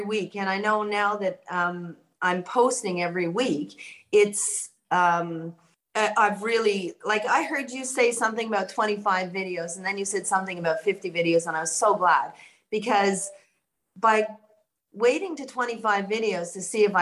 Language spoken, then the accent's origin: English; Canada; moved away as an adult; now in Australia; I'm in Australia, but I'm Canadian, and I've been here 35 years, so I don't have an Australian accent.